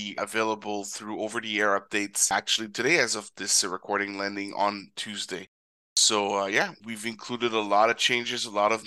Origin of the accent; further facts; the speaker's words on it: Canada; my home country of Canada